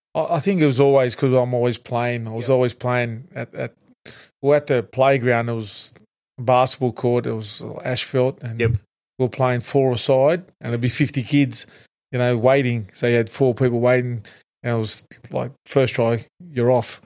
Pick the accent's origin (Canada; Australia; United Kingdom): Australia; I'm, I'm, I'm Tongan heritage and also Maltese heritage, but yep. uh, I define myself as an Australian.